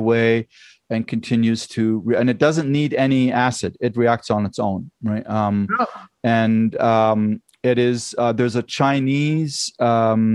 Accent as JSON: {"language": "English", "country": "Germany", "tie": "born or raised there", "moved": "yes", "said": "I grew up in Germany and trained in Germany"}